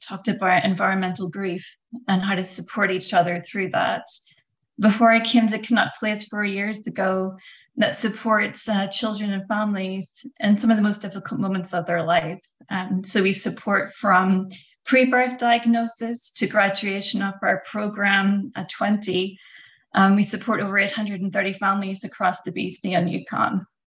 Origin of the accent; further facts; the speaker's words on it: Northern Ireland, United Kingdom; moved away as an adult; also born or lived in London, United Kingdom; now in Canada; I'm from Northern Ireland originally.